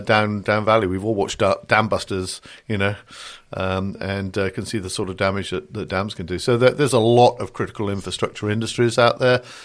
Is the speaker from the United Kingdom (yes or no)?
yes; United Kingdom; accent: British; moved away as an adult; now in United States; I'm a Brit. You can tell from the accent here, but I live the other side of the pond and have done for the last thirty odd years